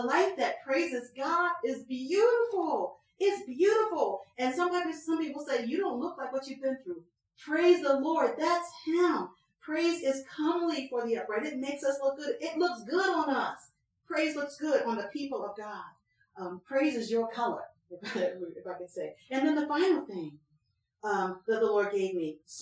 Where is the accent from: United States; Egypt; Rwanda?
United States; Philadelphia, Pennsylvania; I was born out in North Philly